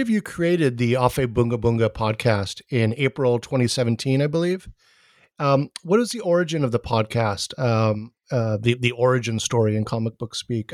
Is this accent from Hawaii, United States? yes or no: yes; Hawaii, United States; I'm from Hawaii